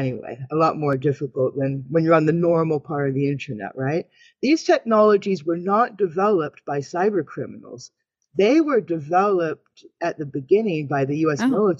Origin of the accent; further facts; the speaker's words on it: Canada; Because I'm a Canadian woman.